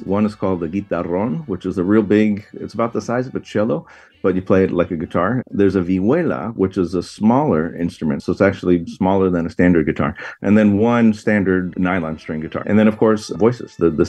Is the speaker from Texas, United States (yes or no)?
no; Tucson, Arizona, United States; also born or lived in Chicago; So I was born in Chicago, but I grew up in Tucson, Arizona.